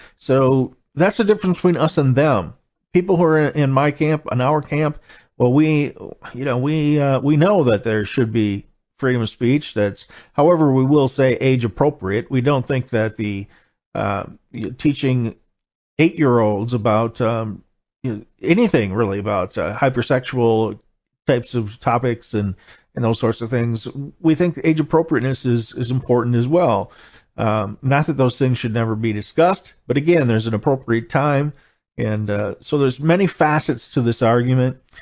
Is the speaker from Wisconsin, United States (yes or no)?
yes; Wisconsin, United States; my home state here, Wisconsin